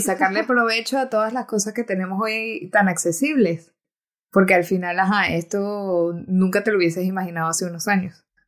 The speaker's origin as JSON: {"language": "Spanish", "town": "Timotes", "region": "Mérida", "country": "Venezuela", "moved": "yes", "said": "Soy de una, un pueblo pequeñito en Venezuela que el que me está escuchando se llama Timotes, pueden ir a buscarlo en el mapa, no pasa nada si no lo conocen. es del estado Mérida."}